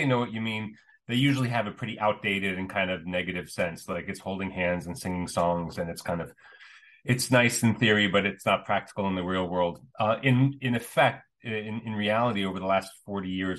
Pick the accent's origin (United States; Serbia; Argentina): United States; I grew up in the States as the son of immigrants